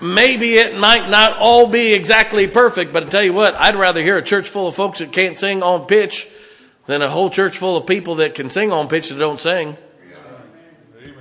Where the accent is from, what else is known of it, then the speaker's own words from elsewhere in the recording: Ohio, United States; I grew up in Ohio where there's a lot of Italians